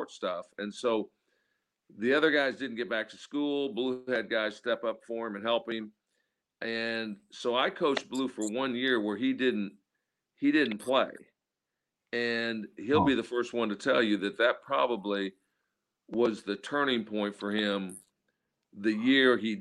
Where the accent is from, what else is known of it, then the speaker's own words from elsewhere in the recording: Midwest, United States; moved away; I'm coming from the Midwest